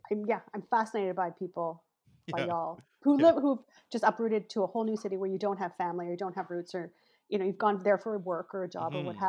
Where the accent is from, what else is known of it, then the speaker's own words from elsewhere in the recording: Vancouver, British Columbia, Canada; I'm from Vancouver. Like, I was born, right, raised here, and my family's here.